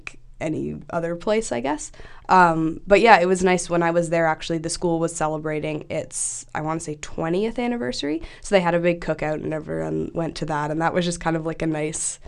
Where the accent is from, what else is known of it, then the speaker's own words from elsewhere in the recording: Toronto, Ontario, Canada; I'm from Toronto